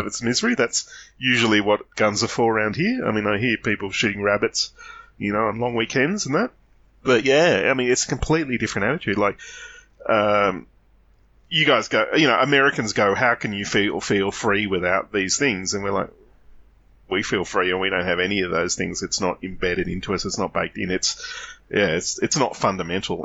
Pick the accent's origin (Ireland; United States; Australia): Australia; as an Australian